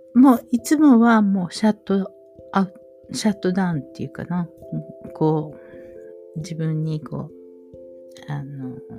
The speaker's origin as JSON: {"language": "Japanese", "region": "Osaka", "country": "Japan", "tie": "born or raised there", "said": "私は大阪の中央区で育ったんですけれども"}